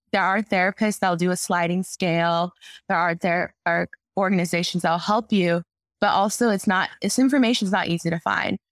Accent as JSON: {"language": "English", "region": "Arizona", "country": "United States", "moved": "yes", "lives_now": "Chicago, United States", "said": "I'm originally from Arizona"}